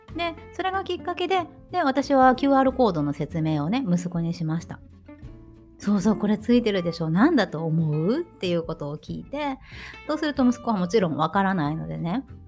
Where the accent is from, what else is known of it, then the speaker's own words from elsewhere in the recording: Shikoku, Japan; moved away as an adult; now in Germany; 四国の出身なので